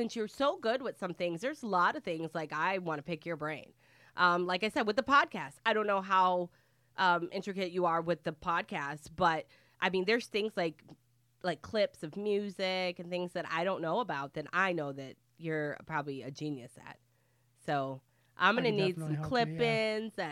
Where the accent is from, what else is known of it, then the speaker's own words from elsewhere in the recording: Michigan, United States; now in Florida, United States; I'm from Michigan, and I was down here in 2000